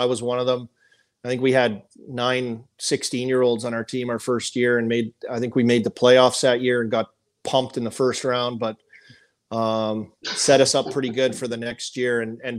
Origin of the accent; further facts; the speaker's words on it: Saskatoon, Saskatchewan, Canada; also born or lived in Lloydminster / Paradise Hill, Saskatchewan; But I was born in Lloyd, so that's birthplace, Lloyd. But I grew up and moved, and all my, you know, school years were in Saskatoon